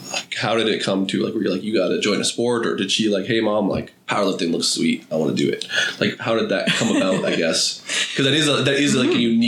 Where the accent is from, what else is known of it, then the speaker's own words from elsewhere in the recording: Canada; we grew up in Canada